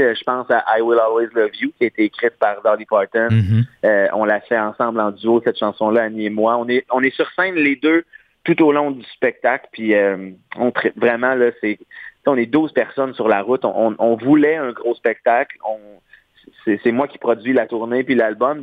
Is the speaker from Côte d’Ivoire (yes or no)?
no; Beauce, Quebec, Canada; Moi, chez nous, j'ai grandi en Beauce